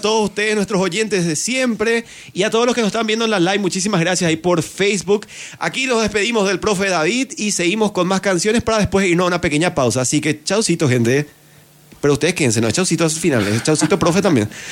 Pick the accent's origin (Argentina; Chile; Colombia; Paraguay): Paraguay; Pedro Juan Caballero, Amambay; moved away; yo salí de acá de Pedro Juan